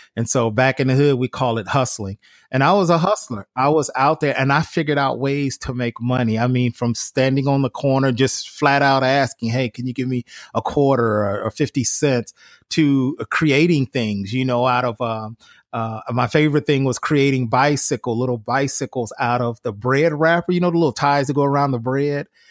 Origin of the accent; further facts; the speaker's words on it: Cleveland, Ohio, United States; growing up in Cleveland, Ohio